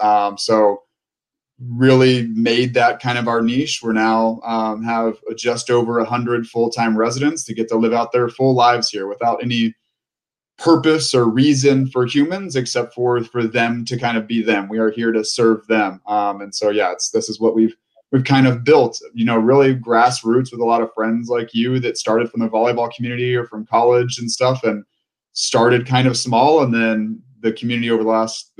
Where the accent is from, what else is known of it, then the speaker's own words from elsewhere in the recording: Galveston, Texas, United States; moved away as an adult; now in Austin, United States; I'm originally from Galveston, Texas, Houston area